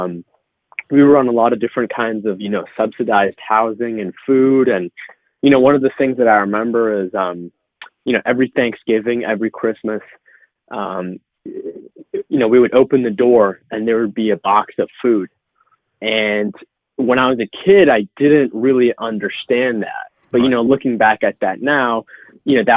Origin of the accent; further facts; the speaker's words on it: Boston, Massachusetts, United States; I was born in 1997 in Boston on the East Coast of the United States